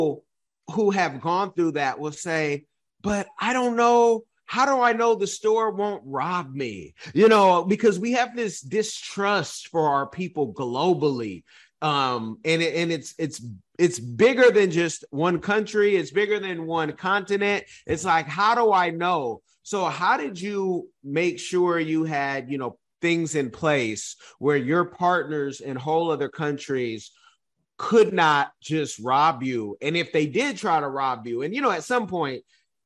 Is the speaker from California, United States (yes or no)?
yes; California, United States; I'm from California